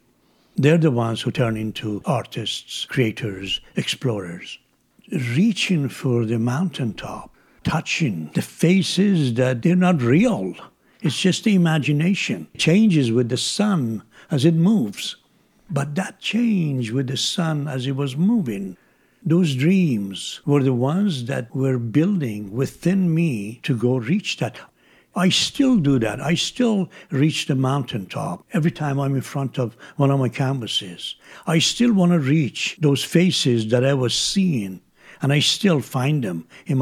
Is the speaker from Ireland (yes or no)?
no; Isfahan, Iran; My hometown, Isfahan, had a mountain. And when I was a child, I loved the peak of the mountain in the afternoon from my home.